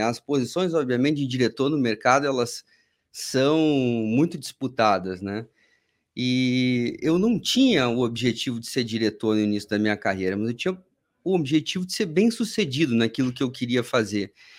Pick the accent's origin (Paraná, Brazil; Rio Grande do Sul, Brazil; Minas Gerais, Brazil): Rio Grande do Sul, Brazil; Porto Alegre; moved away as an adult; now in São Paulo, Brazil; sou gaúcho, Porto Alegre, estudei administração de empresas na Federal do Rio Grande do Sul